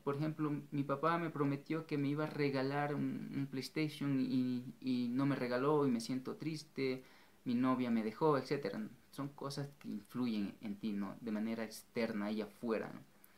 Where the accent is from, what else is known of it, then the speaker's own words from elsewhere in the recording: Ecuador; en mi país, Ecuador